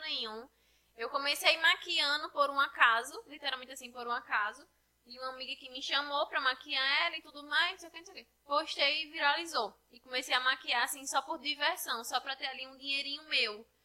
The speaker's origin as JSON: {"language": "Portuguese", "town": "Poço Branco", "region": "Rio Grande do Norte", "country": "Brazil", "tie": "born or raised there", "said": "Eu cresci aqui, né, em Poço Branco"}